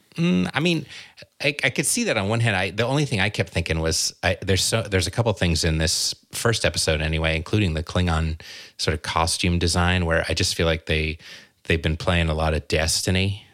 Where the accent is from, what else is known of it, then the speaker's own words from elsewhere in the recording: Southern California, United States; I grew up in Southern California